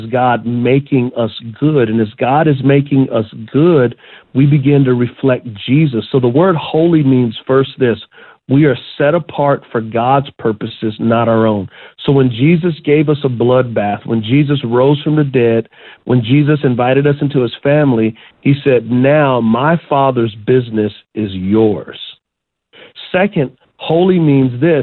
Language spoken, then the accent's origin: English; United States; as American Christians